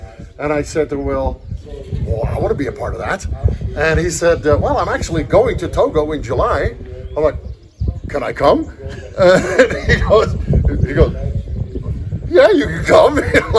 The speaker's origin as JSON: {"language": "English", "country": "Ethiopia", "tie": "born or raised there", "said": "because I grew up in Ethiopia. So I have a little piece of my heart was always left in Africa."}